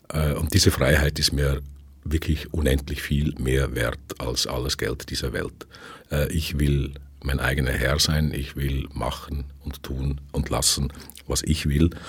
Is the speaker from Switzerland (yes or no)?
yes; Switzerland; now in Vienna, Austria; dass ich als Schweizer, der in Wien lebt, halt nicht immer oder selten in die erste Wahl gerate